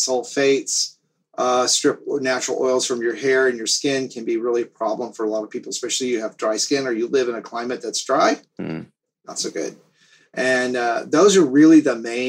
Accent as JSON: {"language": "English", "region": "the South", "country": "United States", "tie": "born or raised there", "also_born_or_lived": "up north", "lives_now": "Florida, United States", "said": "I grew up in the South"}